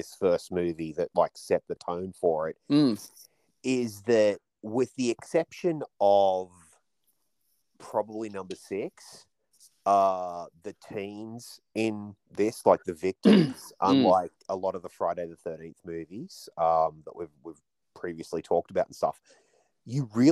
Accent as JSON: {"language": "English", "country": "Australia", "tie": "born or raised there", "said": "as an Australian kid"}